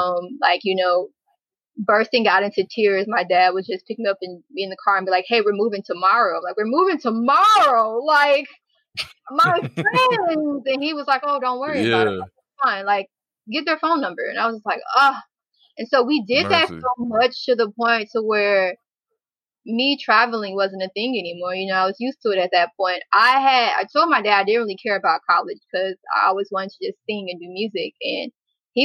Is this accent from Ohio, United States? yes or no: no; Dallas, Texas, United States; I'm originally from Dallas, Texas. My parents are both from Dallas, Texas as well